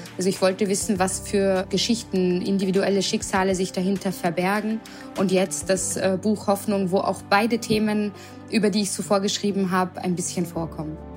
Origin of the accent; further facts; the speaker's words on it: Vienna, Austria; moved away as an adult; also born or lived in Berlin, Germany; now in Mainz, Germany; ich auch gebürtige Wienerin bin